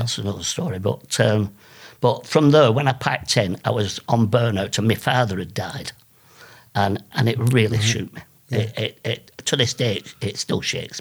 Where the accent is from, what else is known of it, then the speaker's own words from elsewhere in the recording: England, United Kingdom; So I'm English